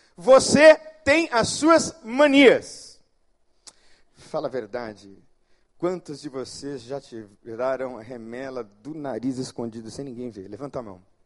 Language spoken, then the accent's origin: Portuguese; São Paulo, Brazil; now in Rio de Janeiro, Brazil; eu sou de São Paulo